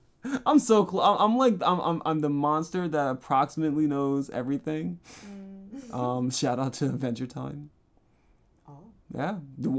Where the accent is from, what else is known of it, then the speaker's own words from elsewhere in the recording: Germany; I'm from Germany, and we have a job training program called Ausbildung, which is around 3 years of practical work in school.